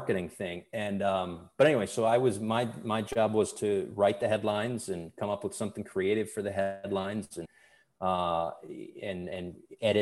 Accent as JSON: {"language": "English", "town": "Bristol", "region": "Connecticut", "country": "United States", "tie": "born or raised there", "said": "I grew up in Bristol, Connecticut, oddly enough, which is where ESPN is."}